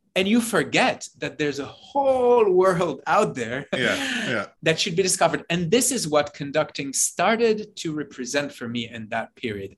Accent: Jerusalem, Jerusalem District, Israel; moved away as an adult; also born or lived in New York; I grew up in Jerusalem, uh, in Israel

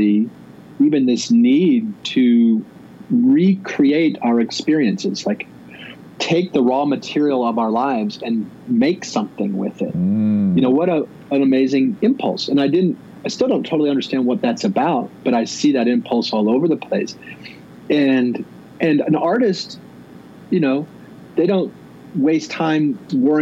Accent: Midwest, United States; as a kid, as a Midwesterner

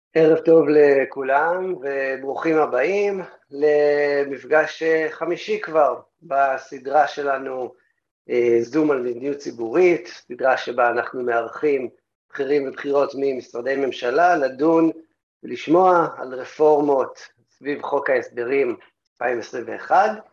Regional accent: Tel Aviv, Tel Aviv District, Israel; בתור תל אביבי

